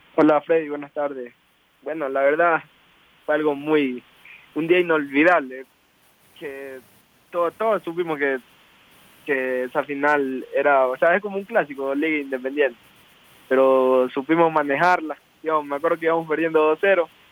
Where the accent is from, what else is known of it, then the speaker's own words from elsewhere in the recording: El Carmen, Manabí, Ecuador; yo nací en el Carmen Manaví.